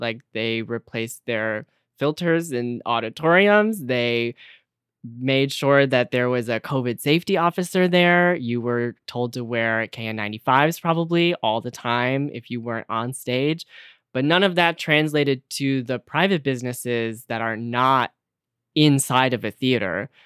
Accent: Detroit, Michigan, United States; now in New York City, United States; I am from the Detroit area, and I live in New York City now

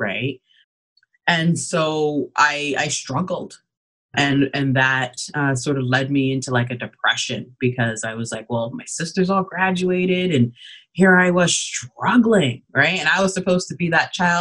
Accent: Canada; also born or lived in Ghana; I'm an immigrant, so I was born in Ghana. And then we came over to Canada when I was just 2 years old

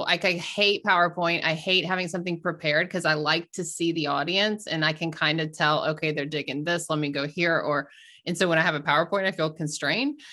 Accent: the South, United States; I grew up in the South

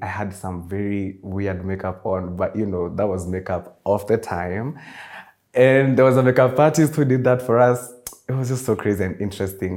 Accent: Nairobi, Kenya; I was also born and raised in Nairobi, Kenya, but my roots are in somewhere in Murang'a

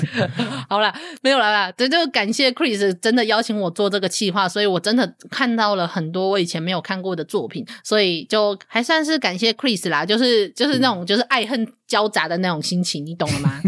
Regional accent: southern Taiwan, Taiwan; 我就是南部人，我就是那个乡下土包子的其中一个

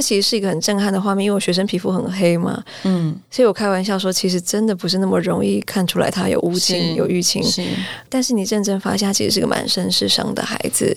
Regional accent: Taichung, Taiwan; moved away as an adult; also born or lived in United States; 我是台中读到高中毕业，然后在台中读到高中毕业

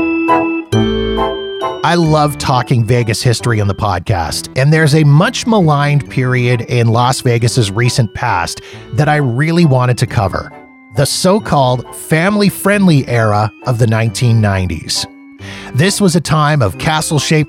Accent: Canada; I'm being Canadian

